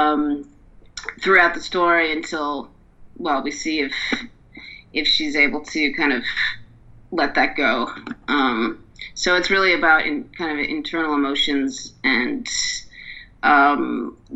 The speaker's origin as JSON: {"language": "English", "town": "Dublin", "region": "Leinster", "country": "Ireland", "moved": "yes", "said": "So I'm from Dublin, so I'm going to visit family in Dublin"}